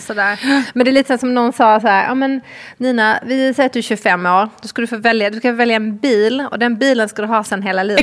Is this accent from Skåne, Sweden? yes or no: yes; Malmö, Skåne, Sweden; jag kommer ju från Malmö så det var en ganska liten skola